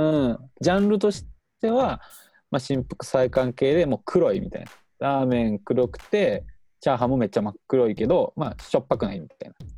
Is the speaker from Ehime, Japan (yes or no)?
no; Wakayama, Japan; now in Kyoto, Japan; 俺地元が和歌山で